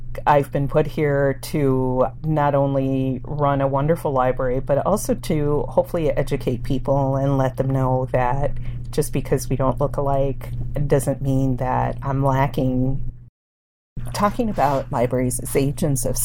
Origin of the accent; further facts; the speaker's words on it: Hammond, Indiana, United States; first language Spanish; English is a second language; also born or lived in Anchorage, Alaska; now in Tomah, United States; I grew up in Hammond, Indiana, and that's a town about 30 miles or so from Chicago